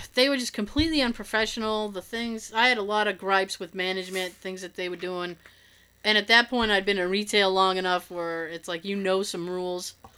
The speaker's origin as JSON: {"language": "English", "town": "Boston", "region": "Massachusetts", "country": "United States", "accent": "Boston", "said": "we're from Boston"}